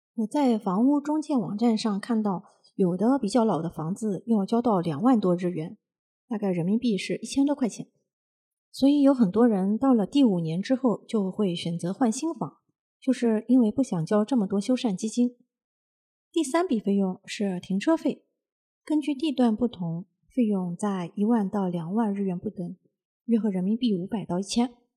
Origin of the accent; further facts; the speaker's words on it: China; now in Japan; 我们中国人要是有了闲钱，会有这个置业的习惯